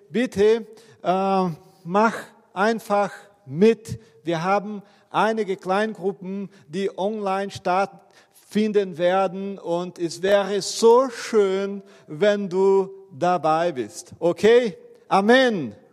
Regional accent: Brazil; Okay, ich bin ja Brasilianer.

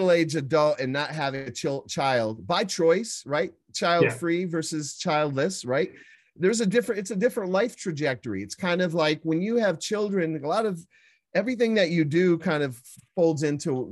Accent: Midwest, United States; I was born and raised in the Midwest in a blue collar family

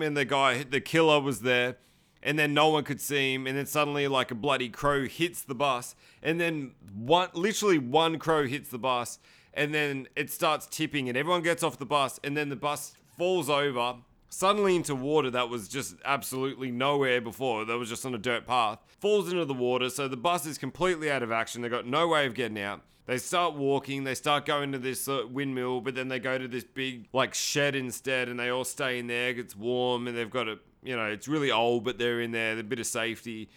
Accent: Sydney, New South Wales, Australia; I'm from Sydney, Australia.

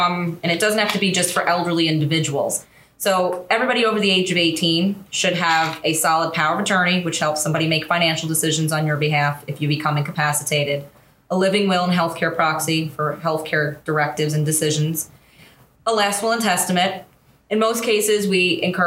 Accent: Hauppauge, New York, United States; I grew up in Hapag, Suffolk County

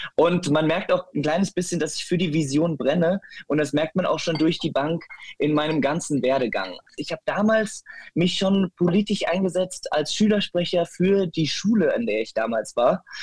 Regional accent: Metzenhausen, Germany; ich bin auf dem Land äh, aufgewachsen, ne? in einem äh, Kuhdorf mit 150 Einwohnern. Das nennt sich Metzenhausen.

